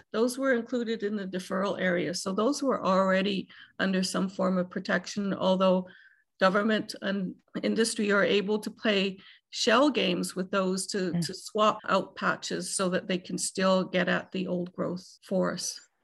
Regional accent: Canada; as a Canadian citizen

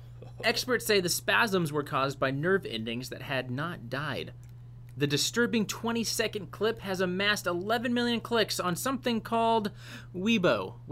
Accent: United States; I'm an American.

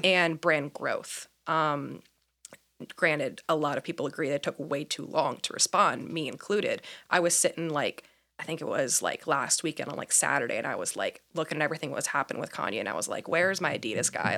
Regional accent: Indiana, United States; moved away as an adult; also born or lived in Myrtle Beach, South Carolina; now in Portland, United States; born and raised in Indiana

